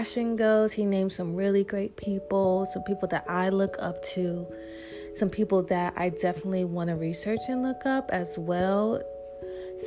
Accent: New York, United States; moved away; also born or lived in Charlotte, North Carolina; I was raised in New York too, very young

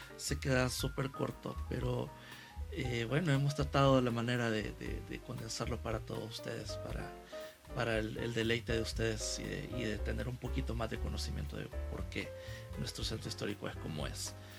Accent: San Salvador, El Salvador; como salvadoreños, como capitalinos, para quienes vivimos acá en, San Salvador

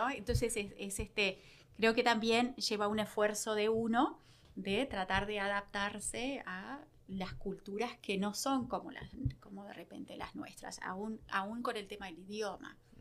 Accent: Uruguay; also born or lived in Rio Grande Valley, Texas; now in Victoria, United States; como uruguayos

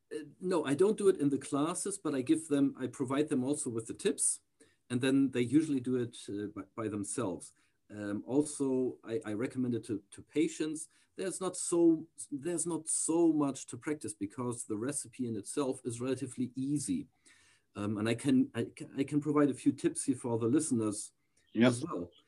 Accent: near the Danish border, Schleswig-Holstein, Germany; also born or lived in Texas, United States; I grew up most of my childhood, of my early childhood, then uh, in a small town near to the Danish border

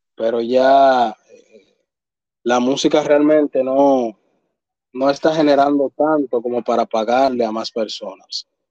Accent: Dominican Republic

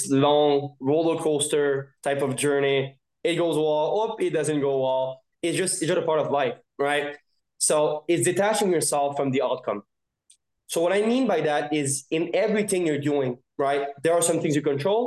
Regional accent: Montreal, Quebec, Canada; born and raised in Montreal

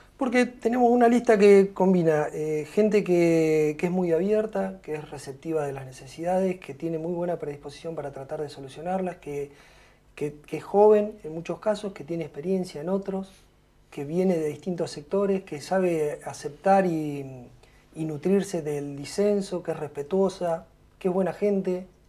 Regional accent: Punta Alta, Buenos Aires Province, Argentina; moved away as an adult; now in Bahía Blanca, Argentina; nací en Punta Alta

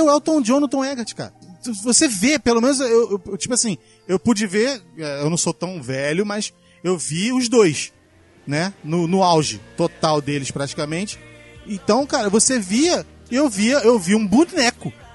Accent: Brazil; eu sou brasileiro

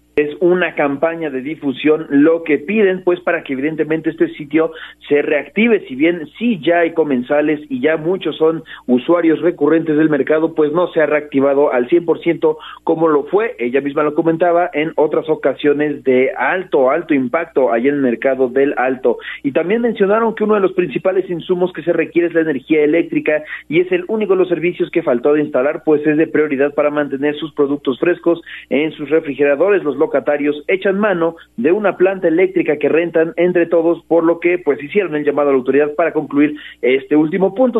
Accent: Puebla, Mexico; lo que nos representa como poblanos

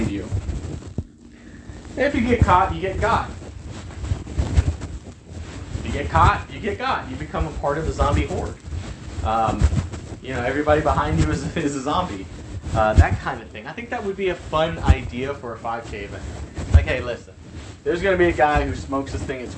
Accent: El Campo, Texas, United States; here in my hometown of El Campo

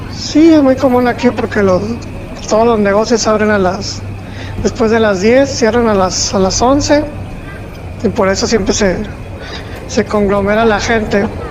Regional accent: Monterrey, Nuevo León, Mexico; soy regia

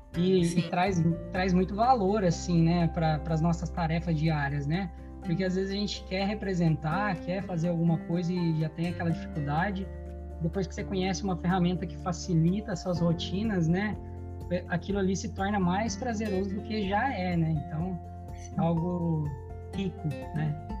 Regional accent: Brazil; now in Portugal; a gente como bons brasileiros que somos

